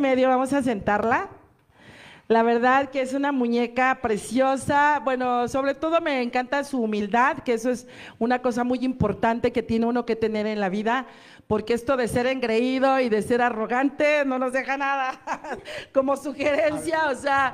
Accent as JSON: {"language": "Spanish", "country": "Mexico", "said": "nosotros como mexicanos"}